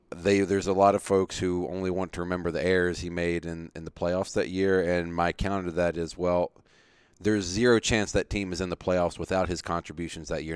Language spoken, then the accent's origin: English; Virginia, United States; growing up in Virginia